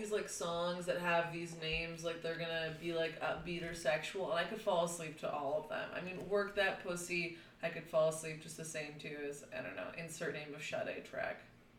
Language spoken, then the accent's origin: English; Chicago, Illinois, United States; I grew up, I was born in, like, West Rogers Park, but my mall days were out in the Northwest suburbs.